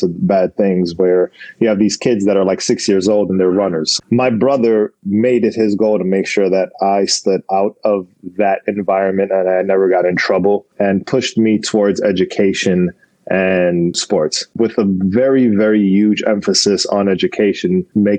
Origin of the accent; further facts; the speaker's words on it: New York City, New York, United States; moved away as an adult; also born or lived in Buffalo, New York; now in Los Angeles, United States; I was born and raised in the Bronx, about a mile away from Yankee Stadium